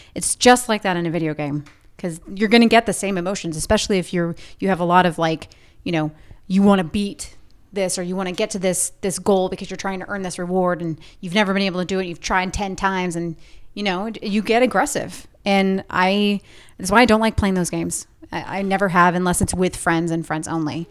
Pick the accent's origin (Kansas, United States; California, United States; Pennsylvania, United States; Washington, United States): California, United States; Orange County, Southern; I grew up in Southern California, Orange County